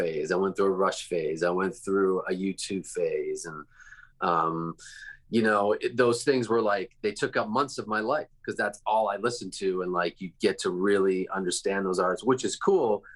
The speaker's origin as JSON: {"language": "English", "town": "Toronto", "region": "Ontario", "country": "Canada", "tie": "born or raised there", "moved": "yes", "lives_now": "California, United States", "said": "I grew up in Toronto."}